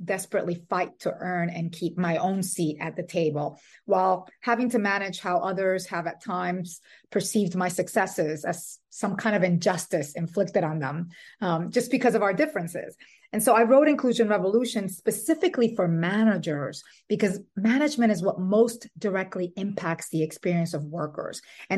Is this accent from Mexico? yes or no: no; Dominican Republic; also born or lived in New York City; now in Brooklyn, United States; I am Dominican and Puerto Rican. I was born in New York City and raised in the Dominican Republic. And I have a 14-year-old daughter, and my husband, my daughter, and I live in Brooklyn.